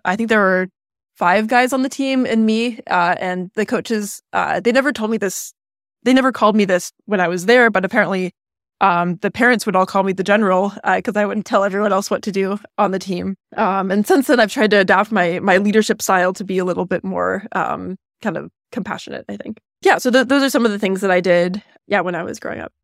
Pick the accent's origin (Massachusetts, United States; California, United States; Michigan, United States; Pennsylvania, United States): California, United States; I grew up in California, um, about an hour east of where I am right now